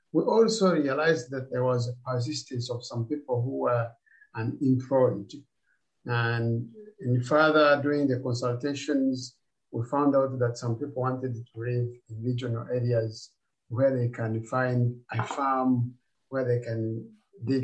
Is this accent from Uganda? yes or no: yes; Uganda; moved away as an adult; also born or lived in Rwanda; now in Australia; I grew up in Uganda as a refugee.